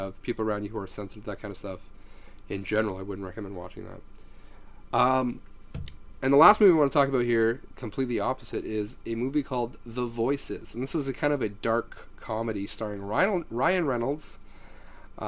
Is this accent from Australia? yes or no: no; Canada; As a Canadian